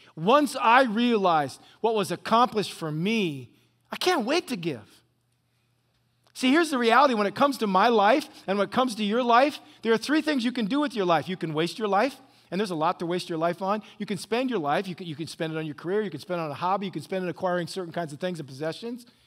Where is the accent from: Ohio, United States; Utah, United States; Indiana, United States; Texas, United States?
Ohio, United States; Northwest; now in Orange County, California, United States; I grew up in Northwest Ohio on some farm